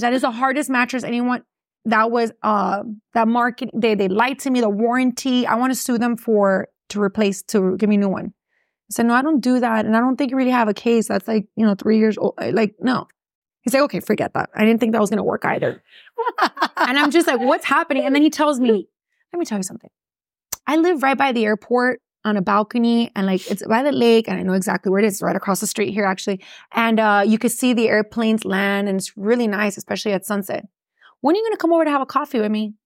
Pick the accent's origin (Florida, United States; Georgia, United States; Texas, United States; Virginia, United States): Florida, United States; Miami; born or raised there; accent: Miami; first language English; also born or lived in Gainesville, Florida